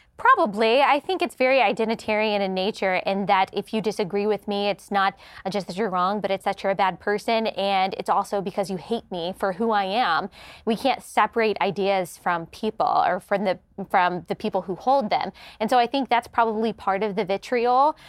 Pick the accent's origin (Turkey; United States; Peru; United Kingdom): United States; Dallas, Texas; moved away as an adult; also born or lived in South Carolina; I grew up in the Bible Belt in Dallas